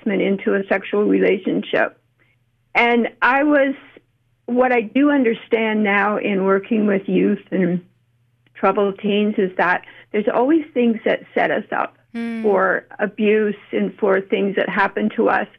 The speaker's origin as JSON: {"language": "English", "country": "Canada", "moved": "yes", "lives_now": "United States", "said": "I'm actually Canadian, but I have lived here about half of my life, and I keep coming back to the U.S."}